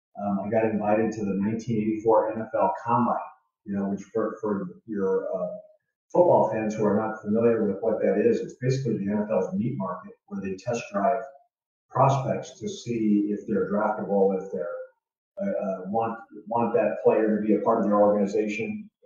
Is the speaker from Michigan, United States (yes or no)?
no; Tucson, Arizona, United States; also born or lived in Indiana; when I was a kid, my life started in Northwest Indiana, just outside Chicago. I grew up in a blue collar family. My dad was a carpenter. My mom was a house cleaner. They moved us to Arizona